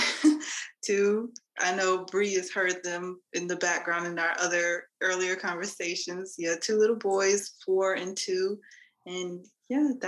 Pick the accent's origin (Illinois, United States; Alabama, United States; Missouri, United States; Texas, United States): Texas, United States; Dallas; I'm from Dallas